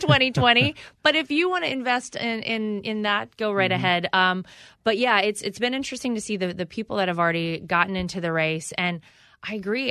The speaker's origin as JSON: {"language": "English", "town": "Wilmington", "region": "North Carolina", "country": "United States", "tie": "born or raised there", "moved": "yes", "said": "I come from North Carolina. I grew up in a middle class household."}